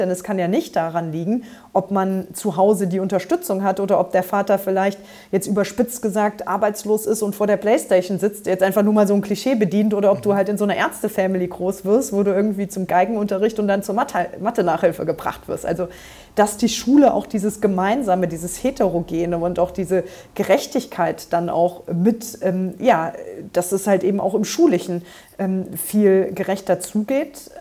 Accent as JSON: {"language": "German", "town": "Trier", "region": "Rhineland-Palatinate", "country": "Germany", "tie": "born or raised there", "said": "ich bin hier in Trier, da wo ich jetzt auch äh, Abgeordnete bin, ähm, tatsächlich auch geboren und in der Region groß geworden"}